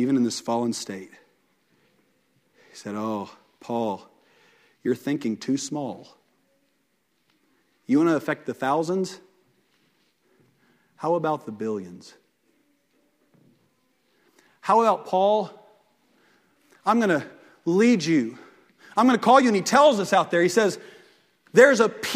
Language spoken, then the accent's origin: English; Fairland, United States; I grew up in Fairland